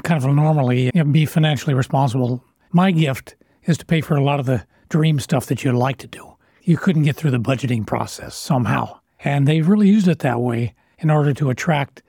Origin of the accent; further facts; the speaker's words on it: Lawrence, Kansas, United States; I grew up on Naismith Drive